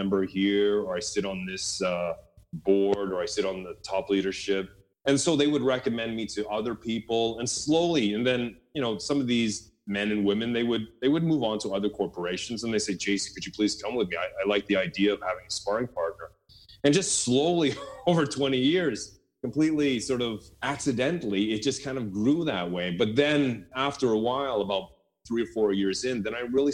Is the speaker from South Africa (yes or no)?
no; Canada; now in Norway; as a Canadian here in Norway